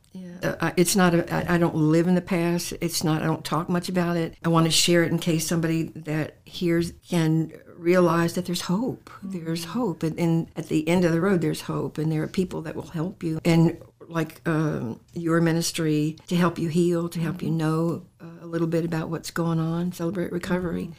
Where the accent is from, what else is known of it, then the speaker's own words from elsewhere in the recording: Portsmouth, Virginia, United States; also born or lived in Salem, Virginia; I was born in Portsmouth, Virginia. I lived in Portsmouth, Virginia um, when I was a very young little girl